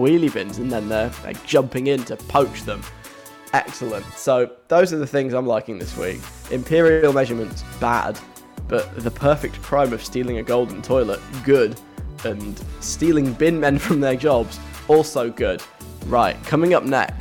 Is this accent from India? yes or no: no; London, United Kingdom; I'm like a Londoner